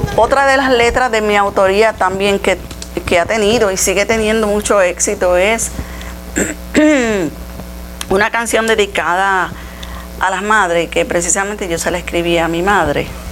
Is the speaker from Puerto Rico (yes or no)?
yes; Utuado, Puerto Rico; todo lo he hecho aquí, en Utuado